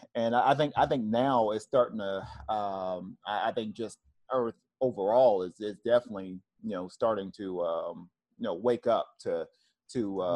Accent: Tennessee, United States; moved away; I'm originally from the South, I'm from Tennessee

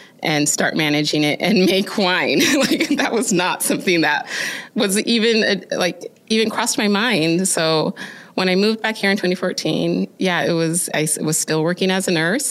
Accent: Oregon, United States; growing up in Oregon

